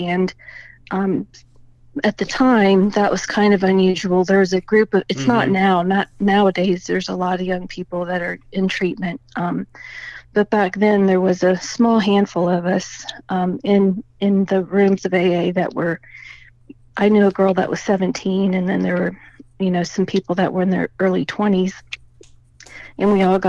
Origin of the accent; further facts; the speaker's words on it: Indianapolis, Indiana, United States; moved away as an adult; also born or lived in Annapolis, Maryland; now in southern Indiana, United States; I'm from Indianapolis, originally